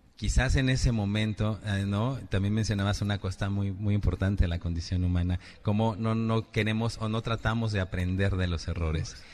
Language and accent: Spanish; Mexico; a todos como mexicanos